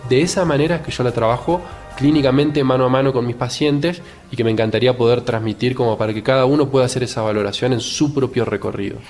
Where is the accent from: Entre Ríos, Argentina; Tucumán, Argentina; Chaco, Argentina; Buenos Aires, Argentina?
Entre Ríos, Argentina; Paraná; now in Rosario, Argentina; Yo nací en Paraná, que es una ciudad que está a 6 horas más o menos de Capital Federal, y vivo hace 20 años en Rosario